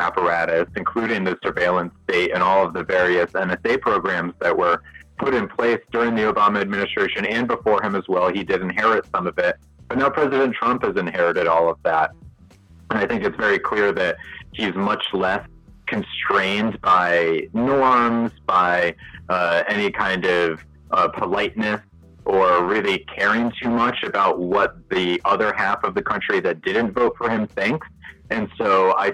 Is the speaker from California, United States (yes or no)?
no; Connecticut, United States; also born or lived in Boston, Massachusetts; now in Portland, Maine, United States; I'm from Connecticut originally